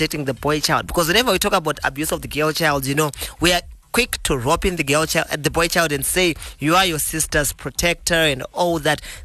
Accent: Mutare, Manicaland, Zimbabwe; Mutare, my hometown

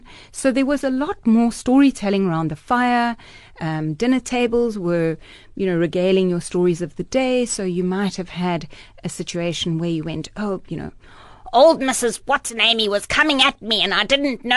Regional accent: Johannesburg, Gauteng, South Africa; I was born in Joburg

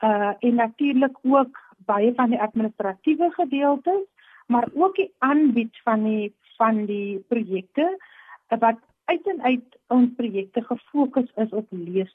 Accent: Stellenbosch, Western Cape, South Africa; Ek is gebore hier op Stellenbos, ek het groot geword

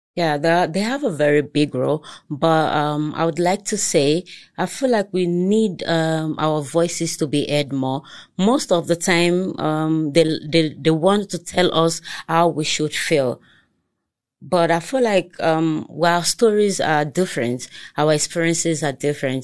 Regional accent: Lagos, Nigeria; first language Togolese; English is a second language; moved away as an adult; now in South Africa; I grew up there, I schooled there throughout my educational, uh, stage

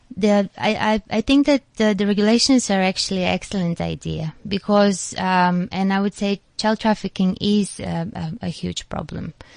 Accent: North Macedonia; now in South Africa; I'm from Macedonia

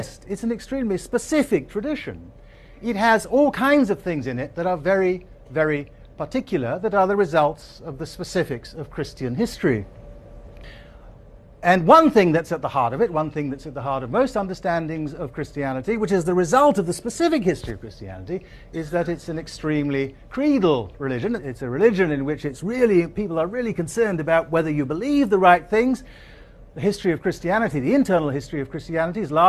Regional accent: Asante, Ashanti, Ghana; the country that I grew up in, Ghana, the society that I grew up in, Asante

